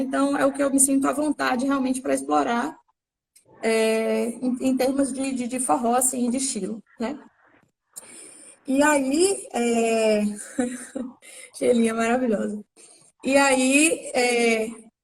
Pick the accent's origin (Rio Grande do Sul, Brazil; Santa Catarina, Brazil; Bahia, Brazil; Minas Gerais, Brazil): Bahia, Brazil; Salvador; also born or lived in Santo Amaro, Bahia; Eu sou aqui de Salvador. É... Morei aqui por muito tempo, mas já morei no interior também, interior chamado Santo Amaro, aqui pertinho também. É... já, enfim, já morei em alguns interiores durante a minha infância e adolescência